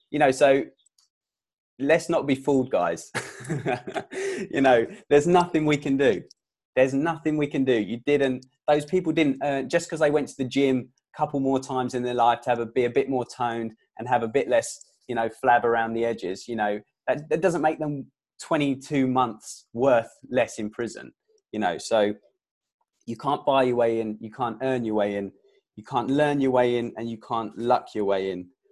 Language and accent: English; England, United Kingdom; I was born in England